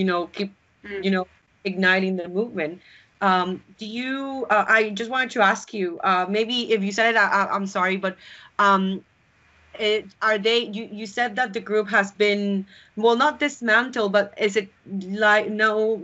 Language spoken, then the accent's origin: English; Yucatán, Mexico; my home state, Yucatan